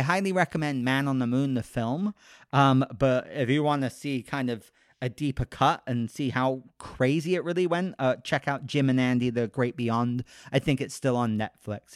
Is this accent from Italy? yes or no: no; United Kingdom; moved away; I'm British, so I didn't grow up with Mister Rogers